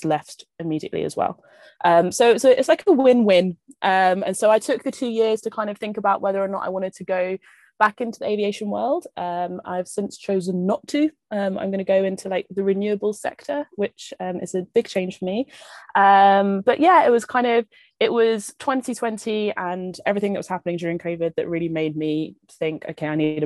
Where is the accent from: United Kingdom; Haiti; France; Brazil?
United Kingdom; London; moved away as an adult; I'm from London originally.